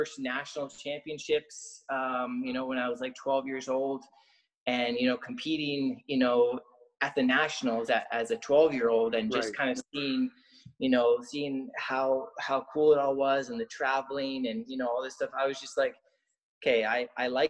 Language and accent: English; Lower Sackville, Nova Scotia, Canada; moved away as an adult; also born or lived in Ontario / Dartmouth / Montreal / United States; I grew up in Lower Sackville there. We had just moved from Ontario. So I was about 3.5, 4 years old